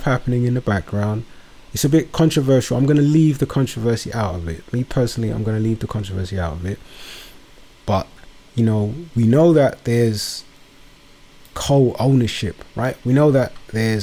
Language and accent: English; London, United Kingdom; my borough where I was born and raised. Shout out to Woburn Forest